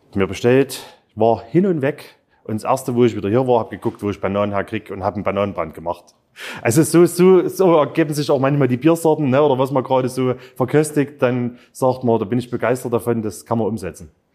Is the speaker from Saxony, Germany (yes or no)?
yes; Zwönitz, Saxony, Germany; Zwönitz. Ähm, klar, ist mein Heimatort